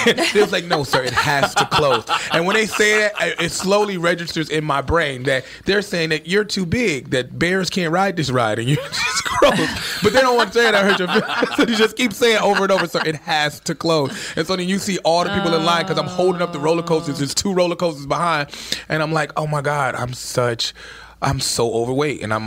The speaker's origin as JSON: {"language": "English", "town": "Chicago", "region": "Illinois", "country": "United States", "moved": "yes", "lives_now": "New York, United States", "said": "I'm from Chicago"}